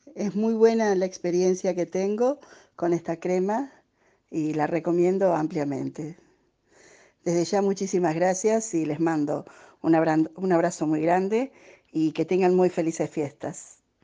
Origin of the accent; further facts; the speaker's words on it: Rosario, Santa Fe, Argentina; soy de Rosario